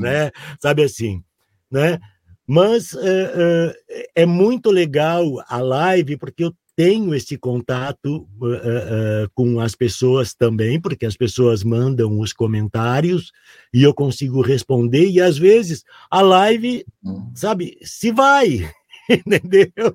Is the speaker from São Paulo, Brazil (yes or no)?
no; Porto Alegre, Rio Grande do Sul, Brazil; born or raised there